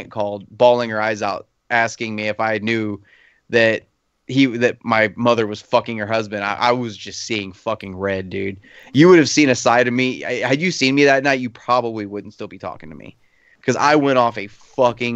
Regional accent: Arkansas, United States; I'm from Arkansas

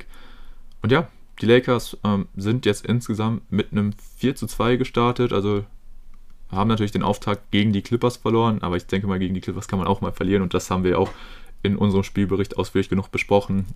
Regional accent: Germany; als Deutscher

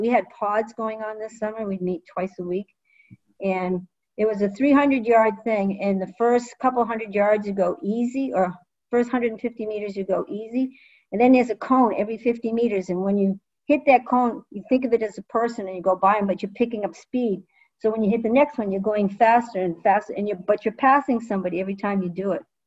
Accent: Rumford, Maine, United States; my hometown is a Nordic ski town

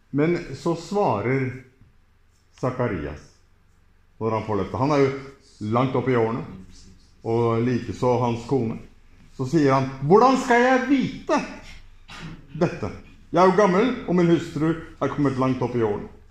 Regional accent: Norway; Jeg kommer fra Norge

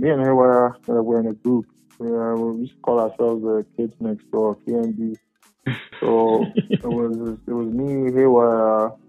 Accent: Koforidua, Eastern Region, Ghana; also born or lived in Labone, Accra; I was born in Koforidua.

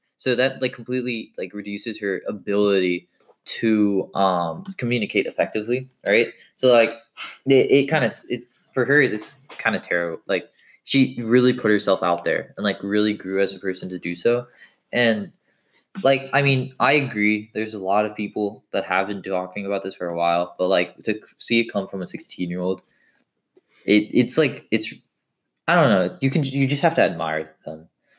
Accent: India; I'm Indian. I wouldn't want a mushroom dick.

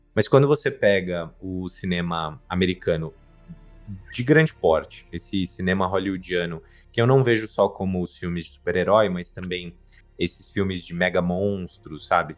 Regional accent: Brazil; eu sou brasileiro isso é uma coisa que eu nunca vou deixar de ser

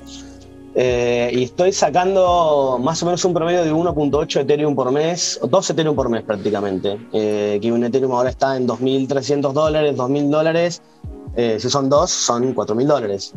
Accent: Argentina; en Argentina, digamos, estamos un poquito cubiertos

